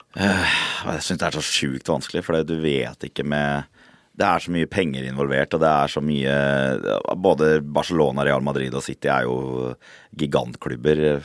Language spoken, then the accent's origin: Norwegian; Fredrikstad, Østfold, Norway; født og oppvokst i Fredrikstad